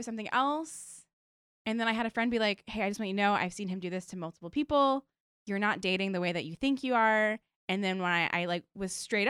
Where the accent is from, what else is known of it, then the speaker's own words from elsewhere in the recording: Virginia, United States; because I'm from Virginia, so I took the Mega Bus for like 8 years back and forth